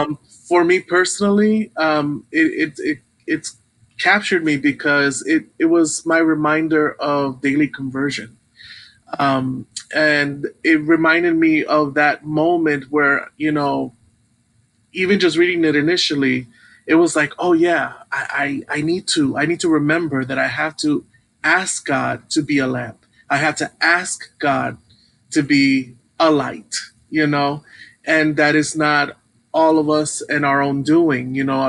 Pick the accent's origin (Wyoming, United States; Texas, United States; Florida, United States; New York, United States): New York, United States; Brooklyn; I'm a little bit familiar because even as a child growing up in Brooklyn, the Hebrew wasn't really spoken. It was more Yiddish.